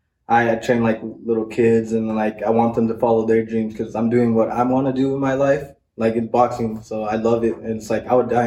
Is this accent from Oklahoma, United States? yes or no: no; Arizona, United States; now in Las Cruces, United States; I'm actually from Arizona.